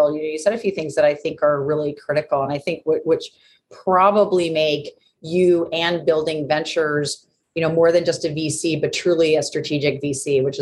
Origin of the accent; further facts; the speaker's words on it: New York, United States; I'm from New York